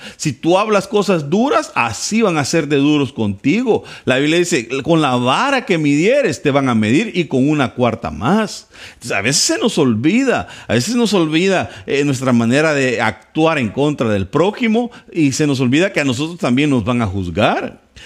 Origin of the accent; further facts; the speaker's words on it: El Salvador; soy salvadoreño, guanaco, vengo de un pueblo